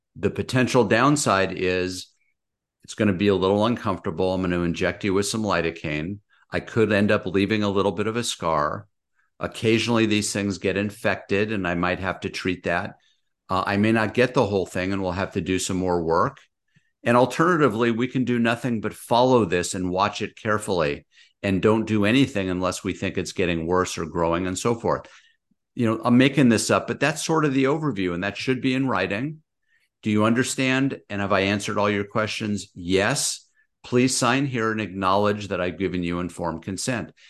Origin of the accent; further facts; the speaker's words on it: Los Angeles, California, United States; moved away as an adult; now in Orange County, United States; I grew up out in San Fernando Valley, moved further south, U S C, U C Irvine. Now I'm in Orange County.